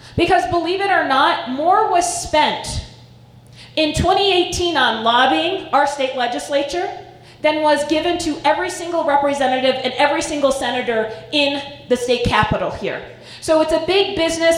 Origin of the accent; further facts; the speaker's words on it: Estes Park, Colorado, United States; I grew up in Estes Park